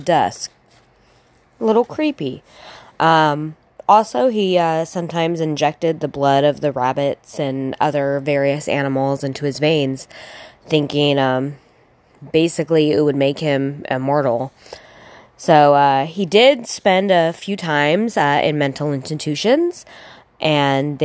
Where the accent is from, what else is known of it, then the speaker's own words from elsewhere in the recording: Sacramento, California, United States; I grew up in Sacramento.